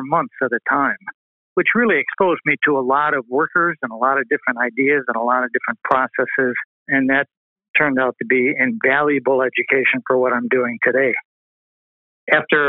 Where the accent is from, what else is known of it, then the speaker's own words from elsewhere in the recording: Western New York, United States; moved away as an adult; also born or lived in California; Born and raised in Western New York